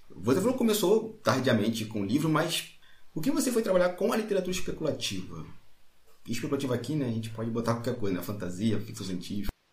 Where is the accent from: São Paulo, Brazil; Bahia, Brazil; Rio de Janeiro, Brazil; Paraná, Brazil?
Rio de Janeiro, Brazil; Magé; minha cidade tem 275 mil habitantes. Magé, Rio de Janeiro